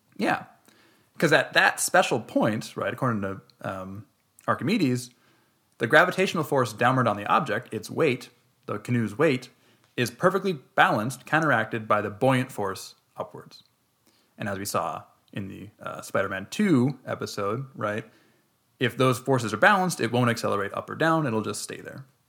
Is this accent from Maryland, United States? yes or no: no; Minnesota, United States; we're from Minnesota.